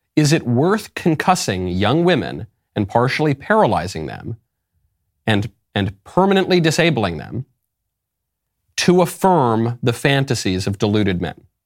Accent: New York, United States; moved away; also born or lived in Los Angeles; I'm from New York.

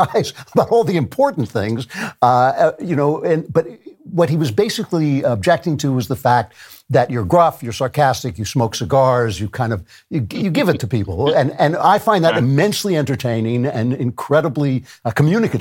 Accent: New York, United States; moved away; also born or lived in Los Angeles; I grew up in New York.

